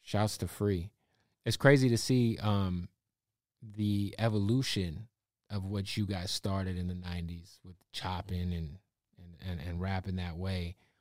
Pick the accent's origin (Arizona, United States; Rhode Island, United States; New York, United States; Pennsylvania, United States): Arizona, United States; Phoenix; now in California, United States; I'm from Phoenix